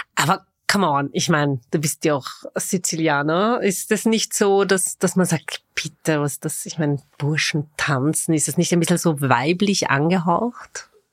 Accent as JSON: {"language": "German", "region": "Vienna", "country": "Austria", "tie": "born or raised there", "said": "Ich bin waschechte Wienerin, das behaupte ich zumindest"}